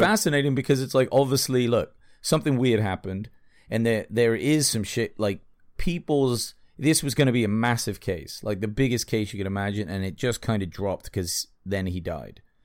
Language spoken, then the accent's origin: English; England, United Kingdom; I'm English